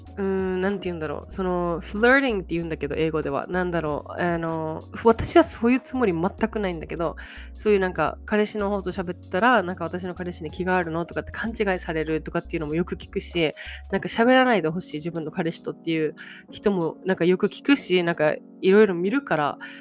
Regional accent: Japan; 日本だよ

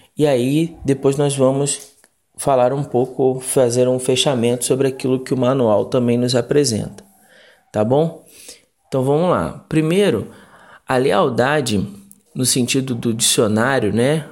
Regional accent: Rio de Janeiro, Brazil; now in Congonhas, Brazil; eu cresci no Rio de Janeiro, é, conheci os embaixadores do rei com 11 anos, na primeira igreja batista em Magalhães Basto, aí em Realengo, na zona oeste do Rio

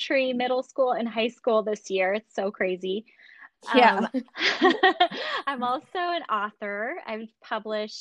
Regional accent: Chicago, Illinois, United States; now in Central California, United States; I grew up in Chicago. So I actually grew up in the Midwest, but I've been a California girl for almost 20 years now

